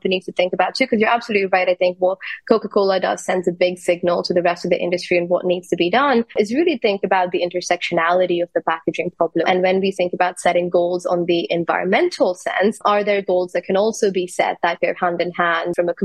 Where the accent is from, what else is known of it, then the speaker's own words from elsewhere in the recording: India; I'm from India